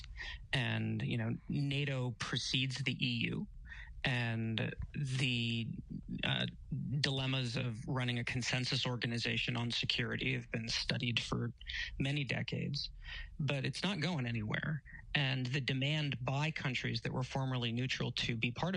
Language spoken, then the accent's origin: English; United States; I'm an American.